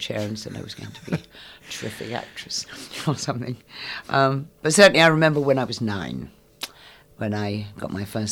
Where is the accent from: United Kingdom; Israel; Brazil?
United Kingdom; Scotland; moved away; I am half Scots. I was brought up in Scotland